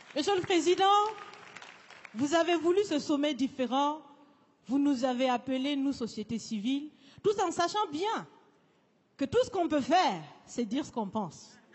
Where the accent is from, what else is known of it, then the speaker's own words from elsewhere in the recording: Burkina Faso; Je suis, je suis africaine, je suis burkinabé